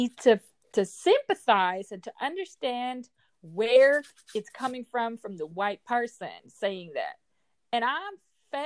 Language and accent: English; Netherlands; I am from the Netherlands